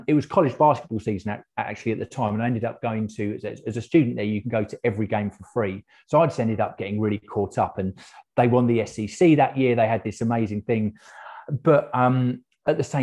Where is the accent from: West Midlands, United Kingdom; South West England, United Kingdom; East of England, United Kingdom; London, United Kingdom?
London, United Kingdom; moved away; also born or lived in Aberystwyth; I'm originally from South London, so my dad was Welsh